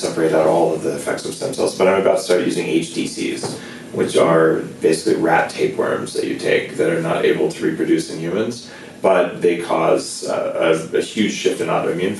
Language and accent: English; New Mexico, United States; I grew up with them in New Mexico